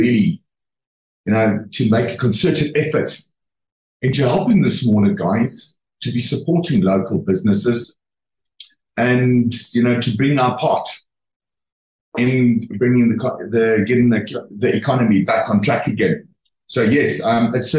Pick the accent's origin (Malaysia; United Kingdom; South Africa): South Africa; we are proudly South African